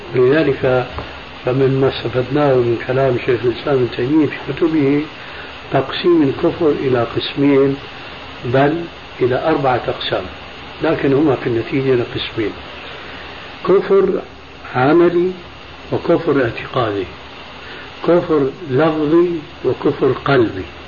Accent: Syria; عندنا بالشام

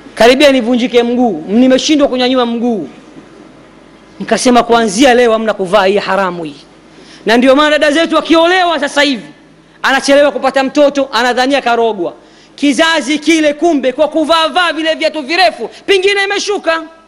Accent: Dar es Salaam, Tanzania; kule kwetu dar es salama temeke

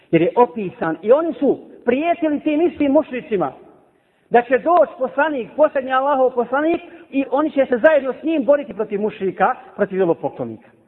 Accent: Bosnia & Herzegovina; Ovdje kod nas u Bosni.

